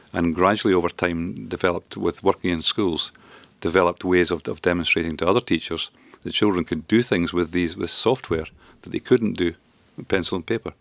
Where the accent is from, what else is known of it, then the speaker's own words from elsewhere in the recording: Grangemouth, Scotland, United Kingdom; also born or lived in Duns, Berwickshire; I grew up in, in Grangemouth mainly. in the Falkirk area and grew up a, a loyal bairn.